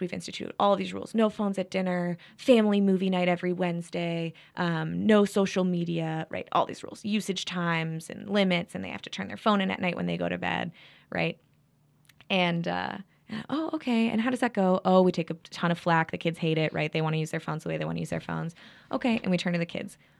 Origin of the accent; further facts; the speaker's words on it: Midwest, United States; I'm from the Midwest